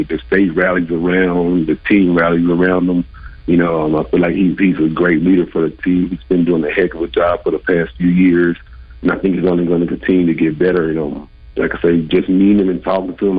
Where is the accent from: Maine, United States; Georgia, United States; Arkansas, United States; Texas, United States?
Arkansas, United States; also born or lived in Oakland; Growing up in Arkansas